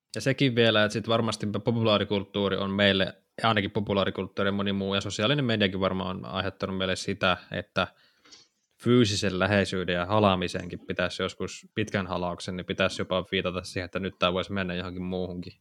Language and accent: Finnish; Savo, Finland; Nyt mä savolaisena täältä vaan huutelen sinne Pohjanmaan suuntaan.